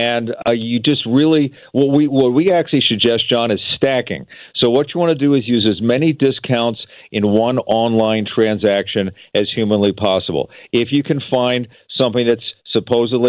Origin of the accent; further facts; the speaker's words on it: Philadelphia, Pennsylvania, United States; I grew up in Philadelphia